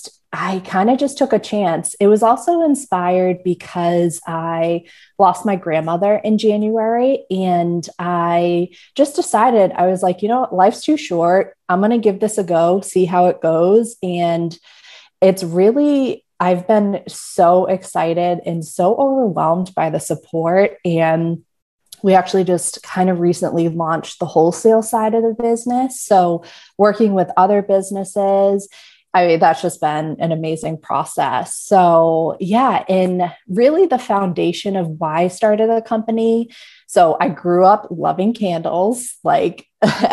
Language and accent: English; Melrose, Massachusetts, United States; moved away as an adult; now in Maine, United States; I grew up right outside of Boston in Melrose.